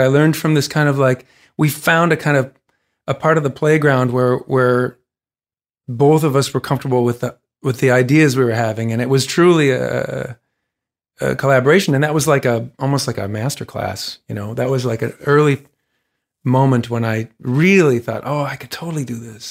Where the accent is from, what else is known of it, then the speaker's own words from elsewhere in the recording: Saint Paul, Minnesota, United States; Saint Paul played it a bunch of times, a non-embarrassing number of times in my hometown